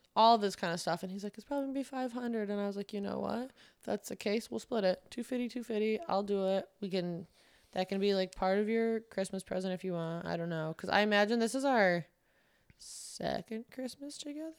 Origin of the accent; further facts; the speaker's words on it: Manoa, New York, United States; moved away; I'm from a town called Manoa, New York.